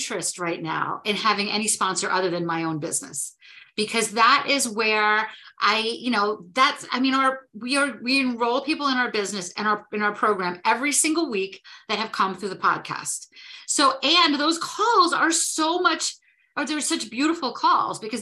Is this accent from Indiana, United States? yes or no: no; New Jersey, United States; I am from New Jersey